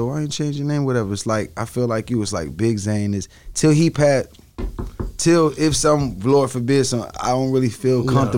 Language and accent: English; Atlanta, Georgia, United States; also born or lived in Yonkers, New York / California / Miami; I was born in Yonkers, New York. Moved to Atlanta when I was like four